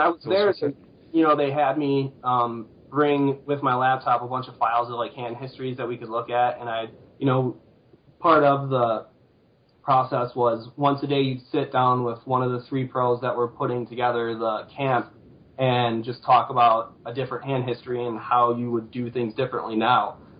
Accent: Sterling Heights, Michigan, United States; also born or lived in East Lansing, Michigan; I'm originally from Sterling Heights, and I went away to school in East Lansing

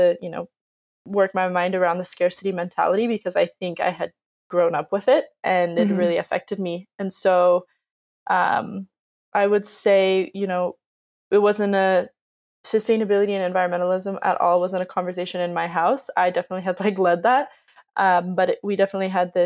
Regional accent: Southern California, United States; growing up in Southern California

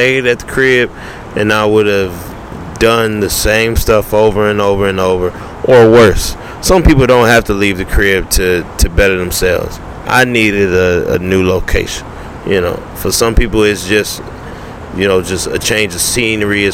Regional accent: Detroit, Michigan, United States; now in Los Angeles, United States; I'm from Detroit, Michigan

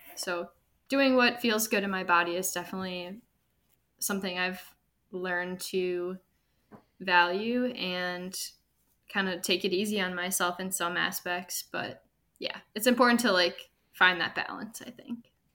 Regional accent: Milwaukee, Wisconsin, United States; also born or lived in Madison; I am from Milwaukee originally

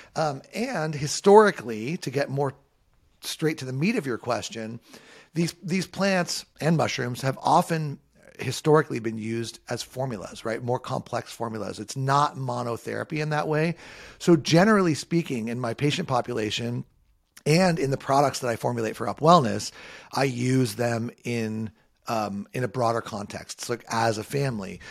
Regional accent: Southern California, United States; I grew up in Southern California, a surfer and a skater

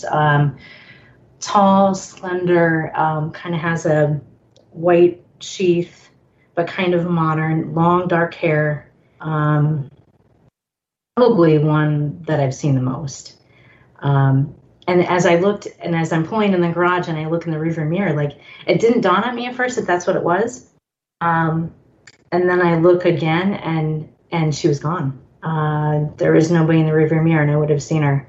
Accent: Minneapolis, Minnesota, United States; now in Arizona, United States; now being in Arizona, because I'm originally from Minneapolis

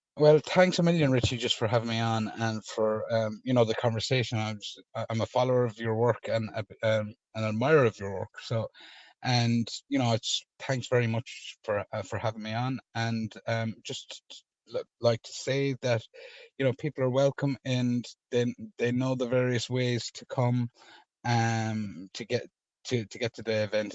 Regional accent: Ireland; as an Irish man

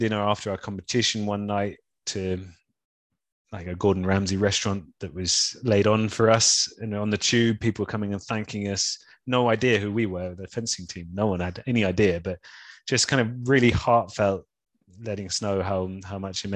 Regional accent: London, United Kingdom; also born or lived in Brighton; I'm from London. Grew up and spent my whole life up until that point in London, except for a few years at uni in Brighton.

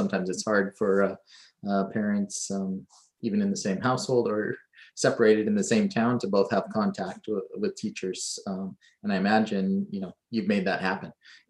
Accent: Hong Kong; also born or lived in Creston, Canada; I did spend a couple of years over in Manitoba, but grew up mostly in Hong Kong and Creston.

